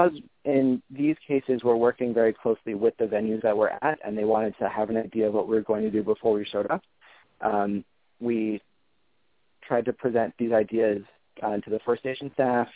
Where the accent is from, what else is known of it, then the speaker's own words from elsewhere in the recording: Los Angeles, California, United States; I'm from Los Angeles